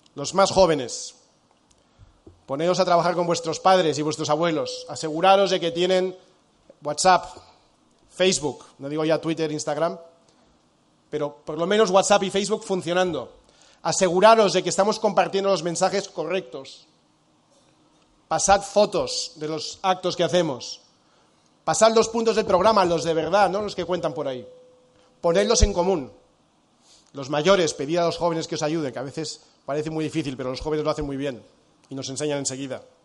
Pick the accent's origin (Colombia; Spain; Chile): Spain; also born or lived in United States; somos millones de españoles